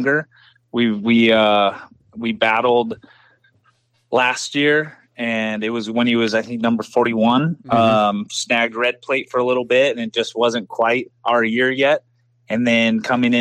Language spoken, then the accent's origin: English; United States; I'm American